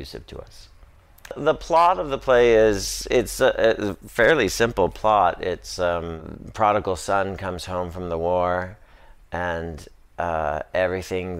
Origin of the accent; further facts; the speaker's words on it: Stockton, California, United States; moved away; growing up in Stockton, California, and in a place that I couldn't wait to get out